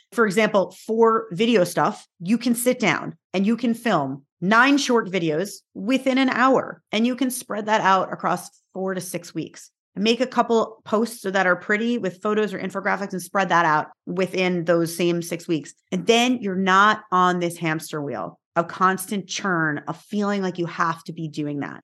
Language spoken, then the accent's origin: English; New York, United States; I am from New York